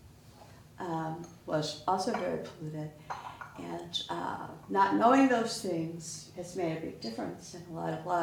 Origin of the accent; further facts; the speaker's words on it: Waukegan, Illinois, United States; we're both from Waukegan